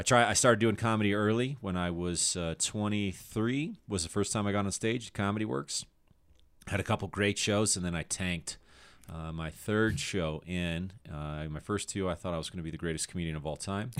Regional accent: Littleton, Colorado, United States; moved away as an adult; also born or lived in Aurora, Colorado / Chicago; I was born in, uh, Aurora, Colorado, and I grew up in Littleton

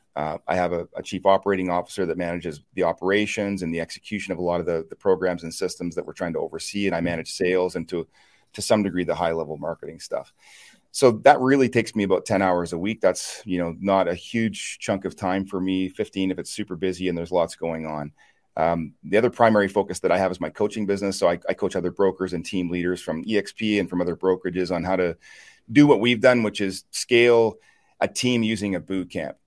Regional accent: Chipman, New Brunswick, Canada; I'm from a small town in eastern Canada, a little town called Chipman, New Brunswick, uh, about 1,500 people

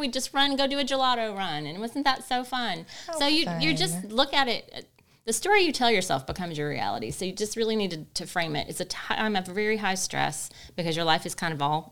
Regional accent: Murfreesboro, Tennessee, United States; moved away as an adult; also born or lived in Greensboro; I grew up in Murfreesboro, but we'd been away for 6 years

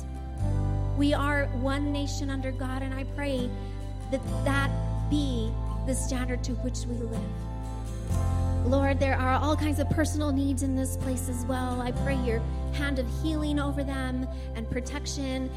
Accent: Hatch, New Mexico, United States; I'm from Hatch

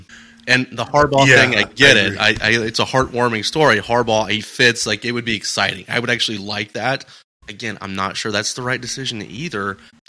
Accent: Kansas, United States; also born or lived in West Coast; now in Great Lakes region, United States; I'm from Kansas, the middle of everything. I mean, if you want the average baseline of the world, just go to Kansas. We're as average as it gets. Lived all over the West Coast

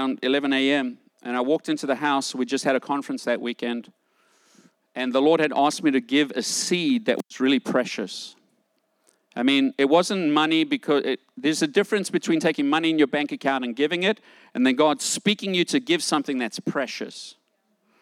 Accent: South Africa; moved away; I grew up in South Africa during the time of apartheid.

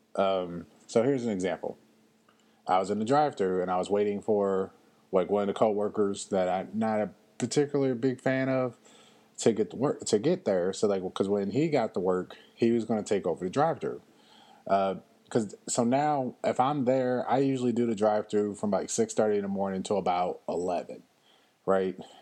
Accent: Louisville, Kentucky, United States; moved away; my hometown of Louisville, Kentucky

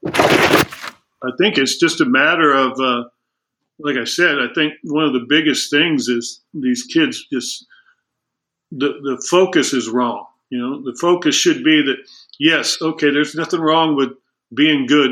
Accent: El Segundo, California, United States; I grew up in El Segundo, which was a tremendous uh, baseball town

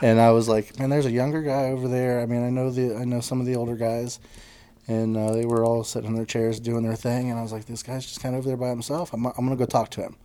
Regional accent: Lake Monroe, Indiana, United States; my dad's parents in Indiana, they ended up having a houseboat, and we grew up on Lake Monroe.

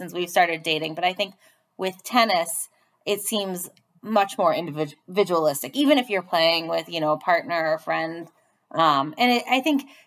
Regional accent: Boston, Massachusetts, United States; growing up in Boston

